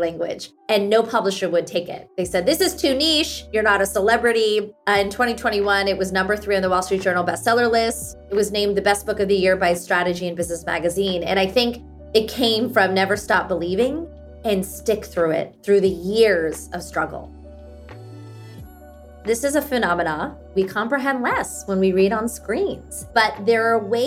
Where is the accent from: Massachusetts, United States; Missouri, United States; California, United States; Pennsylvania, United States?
Pennsylvania, United States; Pittsburgh; first language Hindi; English is a second language; at home, we spoke Hindi growing up in Pittsburgh, Pennsylvania.